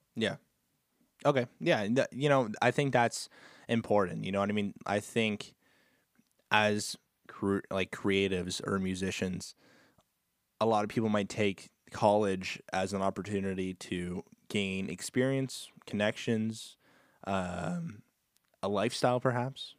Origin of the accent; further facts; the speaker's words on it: Canada; I'm Canadian